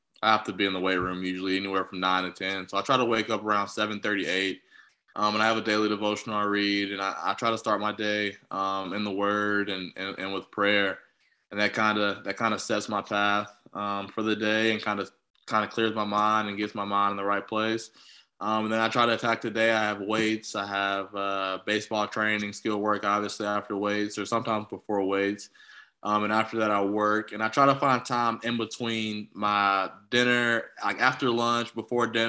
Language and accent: English; Southeast, United States; I'm from the Southeast